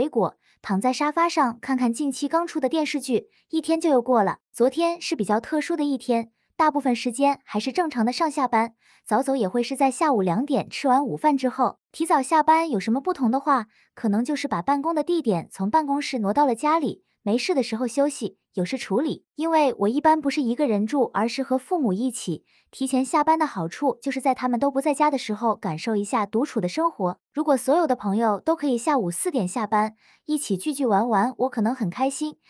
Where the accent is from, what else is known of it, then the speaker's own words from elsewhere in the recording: Wuhan, Hubei, China; 我是来自武汉，每天朝九晚五的